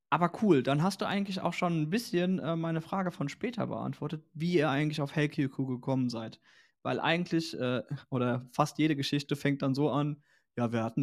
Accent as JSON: {"language": "German", "region": "Rhineland-Palatinate", "country": "Germany", "said": "Äh, ich komme so ziemlich aus der Mitte äh, von Koblenz und Mainz"}